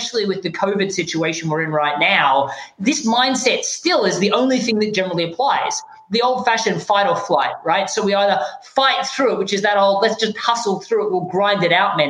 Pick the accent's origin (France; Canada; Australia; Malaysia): Australia; moved away; I don't sound American. I'm actually from Australia.